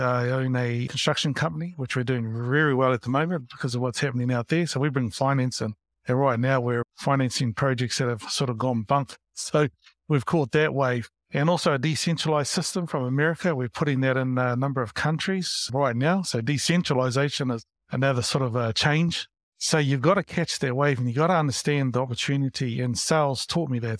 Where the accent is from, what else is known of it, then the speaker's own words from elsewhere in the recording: Porirua, Wellington, New Zealand; moved away; also born or lived in Christchurch / Hamilton / Auckland; I grew up in Porerua, Wellington